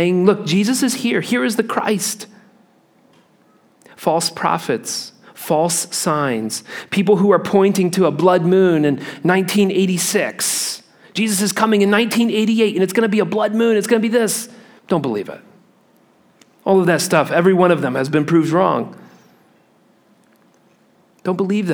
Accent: Midwest, United States; I grew up in the Midwest where we had real thunderstorms

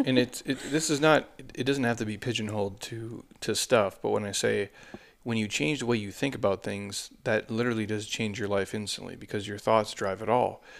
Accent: United States; I grew up on the Mississippi River

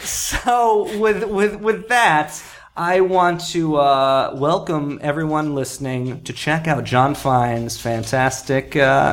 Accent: New Jersey, United States; also born or lived in Wichita Falls, Texas; We moved to New Jersey, where I actually grew up. We moved when I was an infant. I went back to Wichita Falls. I personally barely survived growing up in suburban New Jersey.

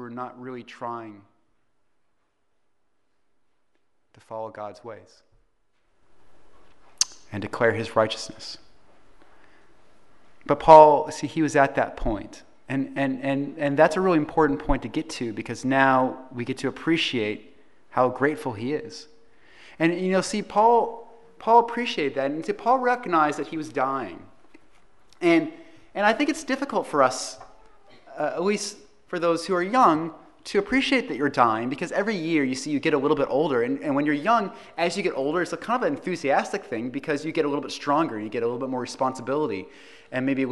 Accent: Los Angeles, California, United States; moved away as an adult; also born or lived in San Diego; I grew up in Los Angeles

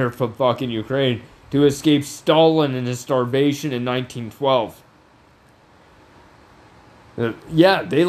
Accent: Canada

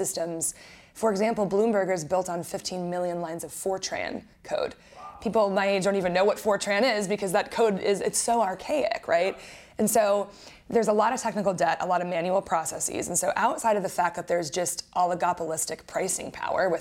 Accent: Wisconsin, United States; now in Florida, United States; I grew up in Wisconsin and met my co-founder while we were in college.

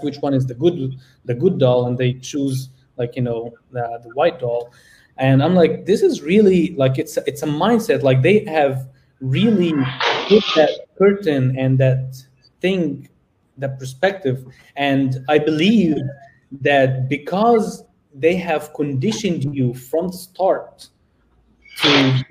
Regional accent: Egypt; now in United States; I'm from Egypt. I'm literally an African-American

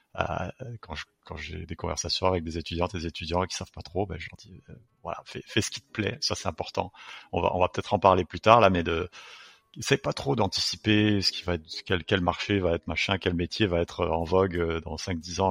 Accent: France; moved away; j'ai grandi en France.

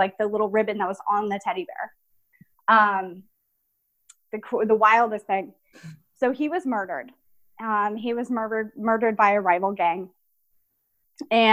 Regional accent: San Diego, California, United States; I grew up in San Diego

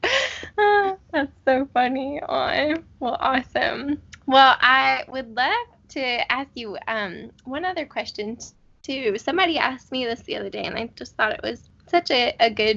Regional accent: Pennsylvania, United States; moved away as an adult; also born or lived in Georgia; now in Panama City, United States; I'm from the North originally. I'm from Pennsylvania, but I go to school in Georgia, and I live in Panama City

